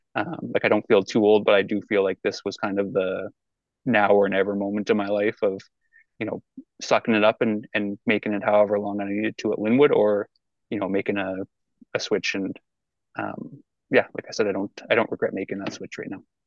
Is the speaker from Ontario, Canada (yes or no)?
no; Hay Lakes, Alberta, Canada; also born or lived in Fort McMurray; I'm from Hay Lakes, so small town, same school from kindergarten to grade 12